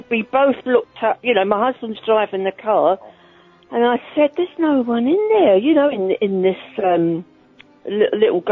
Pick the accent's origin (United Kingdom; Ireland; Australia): United Kingdom; Holland-on-Sea, East of England; I'm from Holland-on-Sea in Essex